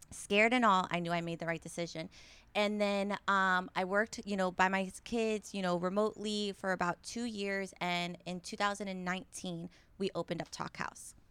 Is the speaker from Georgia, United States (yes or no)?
no; Tampa Bay area, Florida, United States; born and raised in the Tampa Bay area